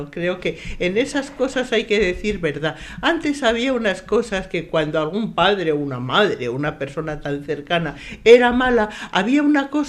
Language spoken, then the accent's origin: Spanish; San Sebastián, Basque Country, Spain; born there; Aquí mismo, muy cerquita de aquí, porque nací en mi casa en Duque de Mandas